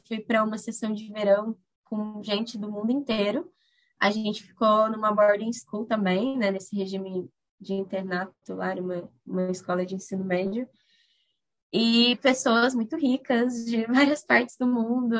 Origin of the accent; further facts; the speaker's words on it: Corumbá, Mato Grosso do Sul, Brazil; moved away as an adult; also born or lived in Miranda, Mato Grosso do Sul; now in Boa Vista, Brazil; eu sou natural de Corumbá, no MS, é, venho de uma família bem grande, né, que vivia na área rural pantaneira.